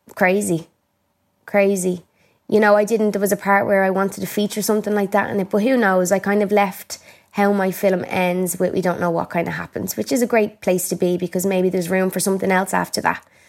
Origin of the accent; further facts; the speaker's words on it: Ireland; I'm Irish